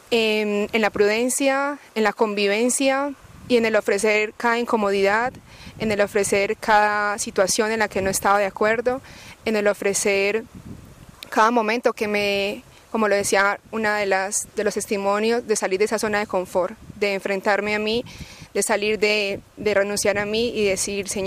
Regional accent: Colombia; now in Ávila, Spain; eh, soy colombiana y soy estudiante en Ávila, España, de la Universidad Católica de Ávila.

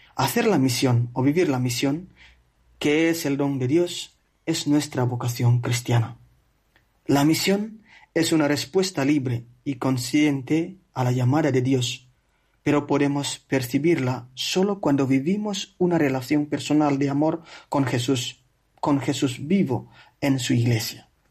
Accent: Flores, East Nusa Tenggara, Indonesia; Spanish is a second language; moved away as an adult; also born or lived in Italy; now in Spain; Precisamente de la isla de Flores, que es una de las 17.000 islas de Indonesia.

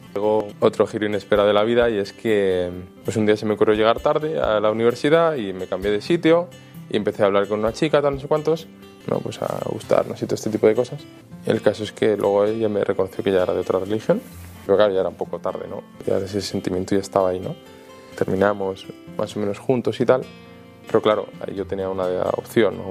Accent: Valencian Community, Spain; moved away; also born or lived in Almería / Madrid; yo soy valenciano, luego viví en Almería, luego en Madrid

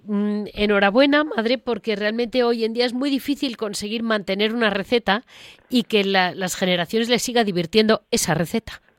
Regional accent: Madrid, Community of Madrid, Spain; soy de Madrid

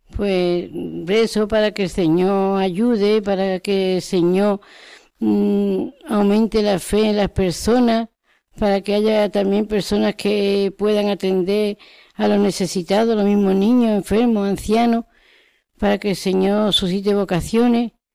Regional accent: Cádiz, Andalusia, Spain; Yo de Cádiz

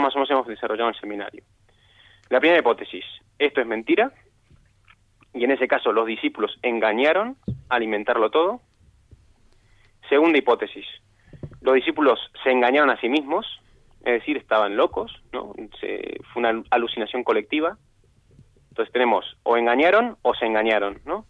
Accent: Argentina; yo soy argentino

